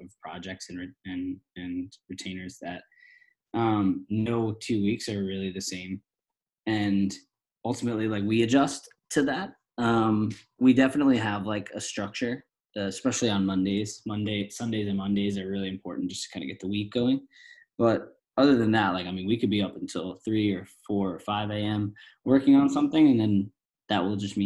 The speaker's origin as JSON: {"language": "English", "region": "East Coast", "country": "United States", "moved": "yes", "lives_now": "Los Angeles, United States", "said": "we're all from the East Coast, so we'll constantly go back home for like weeks on end"}